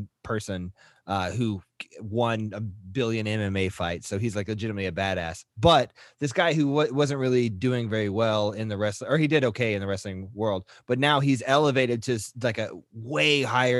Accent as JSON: {"language": "English", "town": "Marshall", "region": "Texas", "country": "United States", "said": "I'm from Marshall, Texas"}